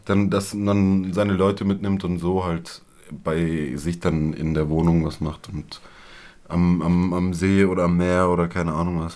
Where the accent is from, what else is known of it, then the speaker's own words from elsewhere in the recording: Germany; Ich bin Deutsche